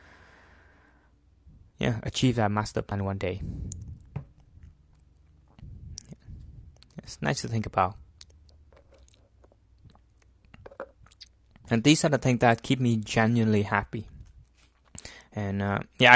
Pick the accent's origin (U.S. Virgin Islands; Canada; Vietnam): Vietnam; Central Vietnam; moved away; it's my hometown, so it's in the a small city in the middle of Vietnam